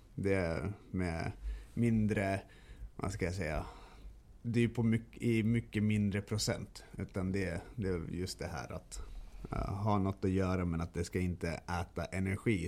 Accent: Stockholm, Stockholm County, Sweden; moved away; also born or lived in Kalmar; jag är ju född och uppvuxen i Stockholm.

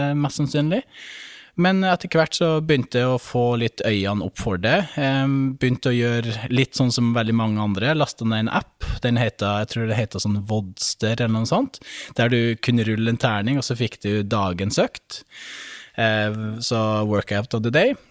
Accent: Brønnøysund, Nordland, Norway; moved away as an adult; also born or lived in Bodø; Født og oppvokst i Brønnøysund

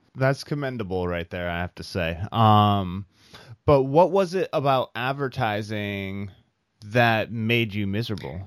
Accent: Iowa, United States; moved away; from the Midwest, from Iowa.

